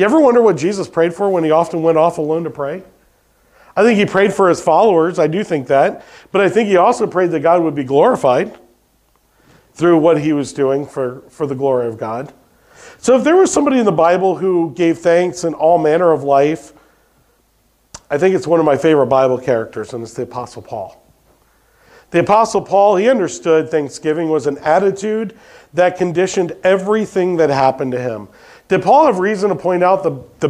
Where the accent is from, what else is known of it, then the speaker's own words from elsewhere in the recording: United States; we as American people